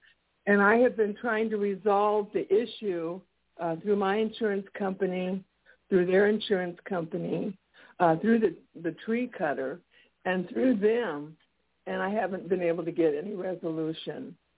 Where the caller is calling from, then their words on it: Texas, United States; I'm from Texas.